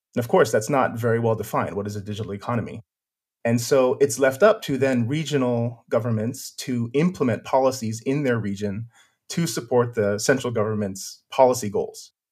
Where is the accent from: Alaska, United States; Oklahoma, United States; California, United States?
California, United States; Silicon Valley; moved away; I'm originally from California, uh, from Silicon Valley